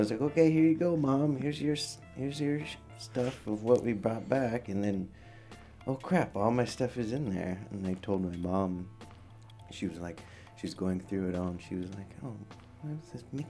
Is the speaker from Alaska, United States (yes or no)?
yes; Point Hope, Alaska, United States; moved away; also born or lived in Anchorage, Alaska; Hence Point Hope. Makes sense, I guess. But yeah, it's my hometown where I was raised a little bit growing up, and where my mom was raised. And they still practice traditional subsistence hunting there.